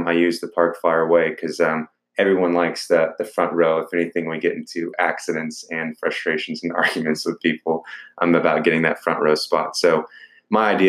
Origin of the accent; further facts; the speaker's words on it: Dallas, Texas, United States; I'm from Dallas. I've lived in my entire life.